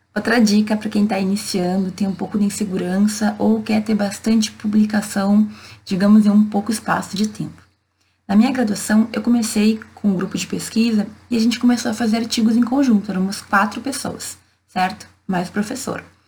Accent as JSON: {"language": "Portuguese", "town": "Santa Maria", "region": "Rio Grande do Sul", "country": "Brazil", "said": "Eu sou de Santa Maria, no interior do estado"}